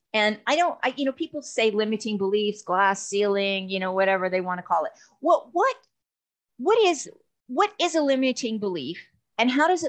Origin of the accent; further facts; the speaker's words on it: Canada; now in Texas, United States; I came from Canada to Texas. That was a culture shock.